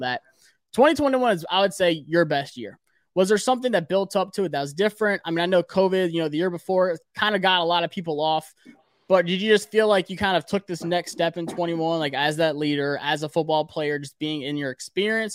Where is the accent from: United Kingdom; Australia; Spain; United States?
United States; Greenville, South Carolina; I'm from Greenville